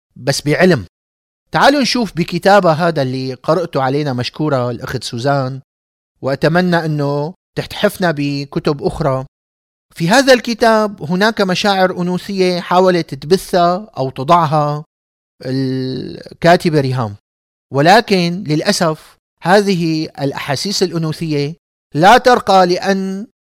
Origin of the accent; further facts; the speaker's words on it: Damascus, Damascus Governorate, Syria; كإنسان دمشقي، من عائلة دمشقية عريقة